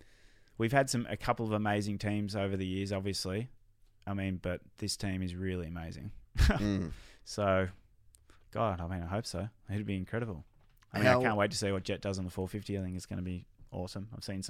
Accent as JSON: {"language": "English", "country": "Australia", "said": "selfishly as an Aussie and, you know, someone that wants to see them in our own country, I think that's a bummer."}